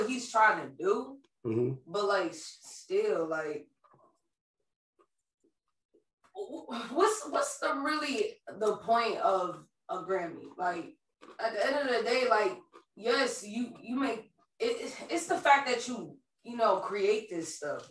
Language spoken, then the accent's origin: English; Clifton, United States; I grew up in Clifton, like, I went to Clifton High School